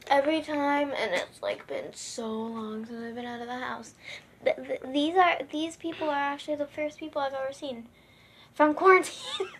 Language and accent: English; Florida, United States; I was born in Florida.